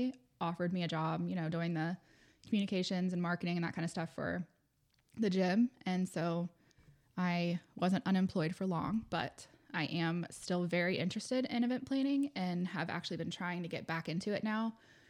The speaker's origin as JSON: {"language": "English", "town": "Charlotte", "region": "North Carolina", "country": "United States", "tie": "born or raised there", "said": "Born and raised in Charlotte."}